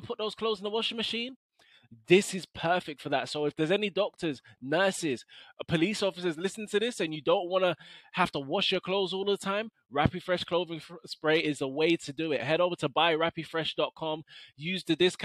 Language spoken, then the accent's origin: English; London, United Kingdom; I grew up in Tottenham.